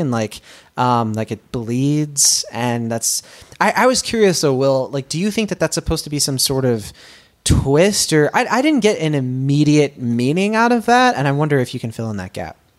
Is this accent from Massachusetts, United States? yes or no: yes; Boston, Massachusetts, United States; It's my hometown.